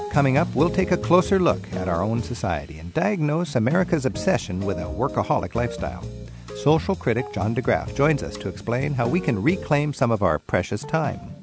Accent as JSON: {"language": "English", "country": "Netherlands", "tie": "born or raised there", "said": "I was born in the Netherlands"}